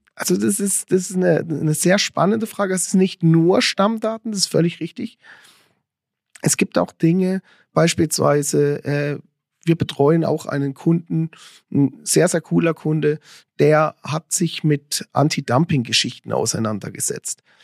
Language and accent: German; Lörrach / Weil am Rhein area, Baden-Württemberg, Germany; now in Switzerland; ich komme aus der Ecke von Lörrachweil am Rhein